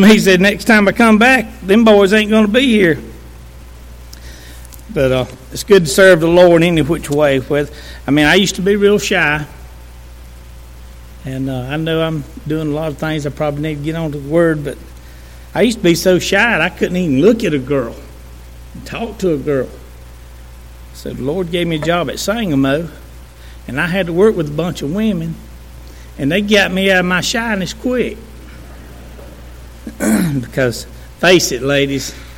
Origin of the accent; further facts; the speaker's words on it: Walhalla, South Carolina, United States; I'm from Walhalla. I'm a country boy saved by grace